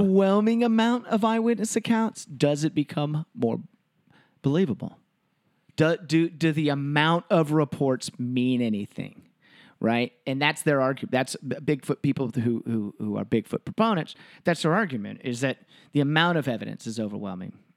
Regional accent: Texas, United States; moved away as an adult; also born or lived in Washington; I grew up in Texas

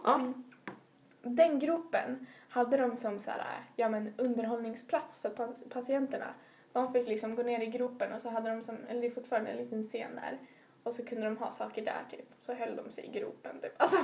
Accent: Umeå, Västerbotten County, Sweden; jag är från Umedalen som ligger eh, i västra utkanten av eh, Umeå tätort.

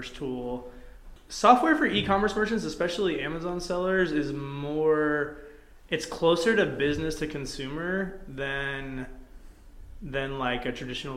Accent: Athens, Georgia, United States; moved away as an adult; also born or lived in Atlanta, Georgia; now in Spokane, United States; we're from Atlanta, for Athens, Georgia, originally

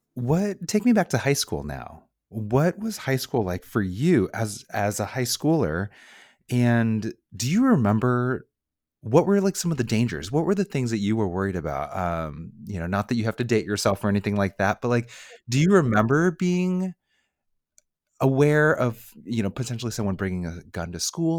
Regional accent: Bay Area, California, United States; born and raised in the Bay Area

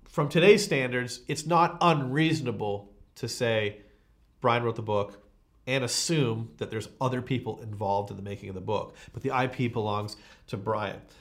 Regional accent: Canada

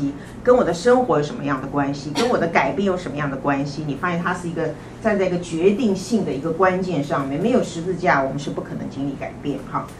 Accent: China; 我们中国人都比较悲观哈，我们都比较自卑

